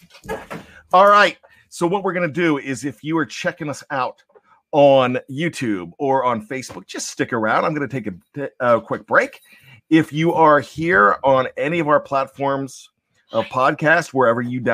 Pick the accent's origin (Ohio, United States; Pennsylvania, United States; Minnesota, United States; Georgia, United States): Pennsylvania, United States; Johnstown; I was the pride from Johnstown, PA